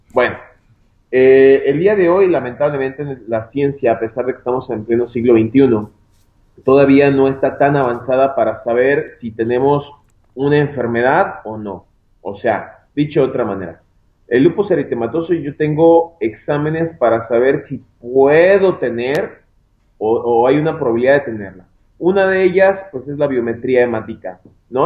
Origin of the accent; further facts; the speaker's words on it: Guadalajara, Jalisco, Mexico; Yo soy de acá de Guadalajara, Jalisco, México. Yo me encuentro trabajando aquí en mi, en mi ciudad natal, que es una ciudad de Guadalajara.